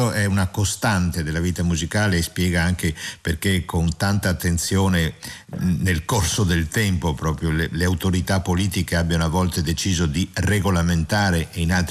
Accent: Venice, Veneto, Italy; io sono veneziano, ma non lo dico da veneziano

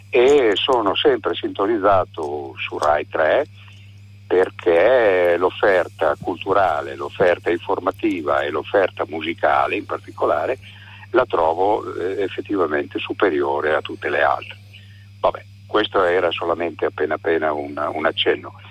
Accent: Bologna, Emilia-Romagna, Italy; now in Florence, Italy; vivo da 15 anni in un paesino della, della, montagna in provincia di Firenze, ma sono originario di Bologna, come tradirà il mio accento, diciamo così.

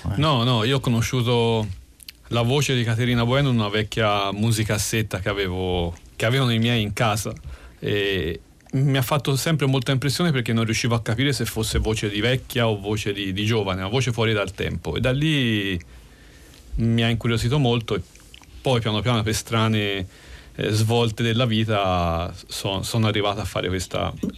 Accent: Tuscany, Italy; accent: Tuscan; sono toscano come si sente

